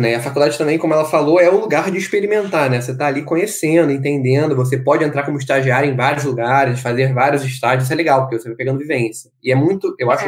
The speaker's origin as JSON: {"language": "Portuguese", "country": "Brazil", "said": "sobretudo sendo brasileiro como nós somos"}